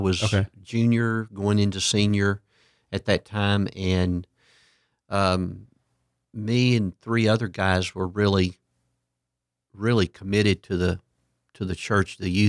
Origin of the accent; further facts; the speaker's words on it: Port Arthur, Texas, United States; Yeah, my hometown was Port Arthur, Texas.